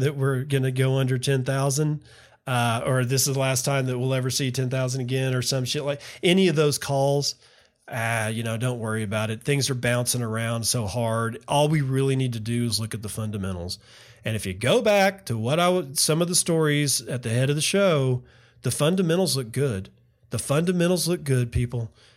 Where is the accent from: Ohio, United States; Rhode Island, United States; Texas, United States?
Texas, United States; West; moved away; I grew up in West Texas, where it's always hot in the summers